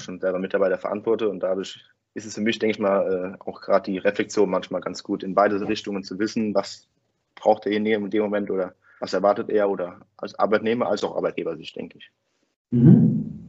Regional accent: Winningen, Rhineland-Palatinate, Germany; komme ich aus Winningen bei Koblenz. Das ist ein kleines Dorf

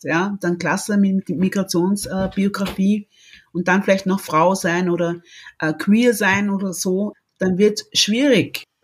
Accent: Austria; also born or lived in Congo; ich bin Österreicherin mit, mit stolzen kongolesischen Wurzeln

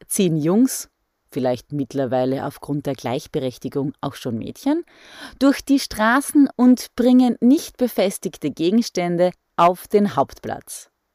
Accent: Styria, Austria; bei uns in der Steiermark

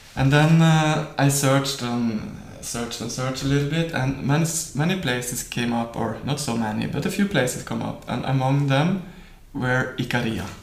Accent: Norway; by growing up in Norway, I have spent much time uh, in nature

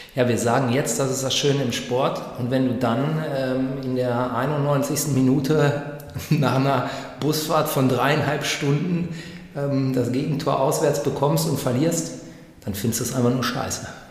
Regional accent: Greater Hanover area or Göttingen, Lower Saxony, Germany; also born or lived in East Westphalia; now in Münster, Germany; ich komme aus dem Großraum Hannover äh, oder Göttingen eben

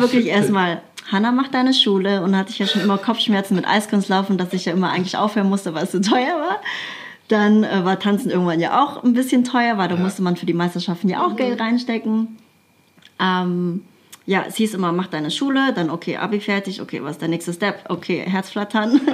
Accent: Krefeld, North Rhine-Westphalia, Germany; irgendwann bin ich äh, in so einem Jugendzentrum gelandet bei uns in Krefeld

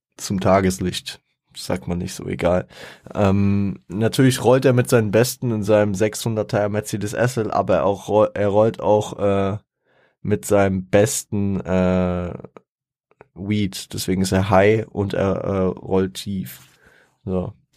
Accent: Frankfurt, Hesse, Germany; da ich stolzer Frankfurter bin. Ich bin, ich bin auch froh hier, ich, ich liebe Frankfurt

